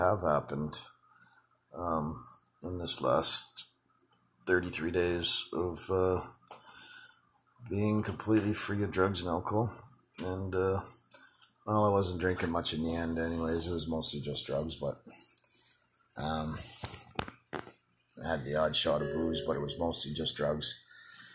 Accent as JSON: {"language": "English", "town": "Winnipeg", "region": "Manitoba", "country": "Canada", "tie": "born or raised there", "also_born_or_lived": "Calgary", "moved": "as an adult", "said": "from Winnipeg, where we were born"}